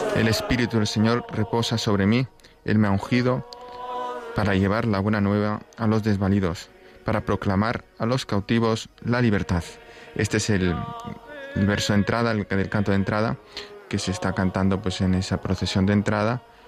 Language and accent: Spanish; Catalonia, Spain; mi tierra, ¿no? En Cataluña